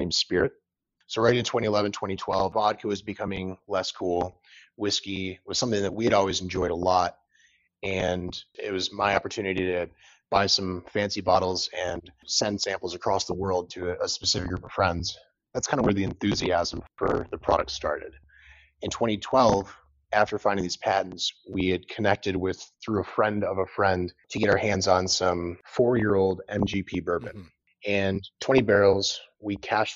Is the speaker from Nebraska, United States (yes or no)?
no; Traverse City, Michigan, United States; I was born and raised up here in Traverse City, Northern Michigan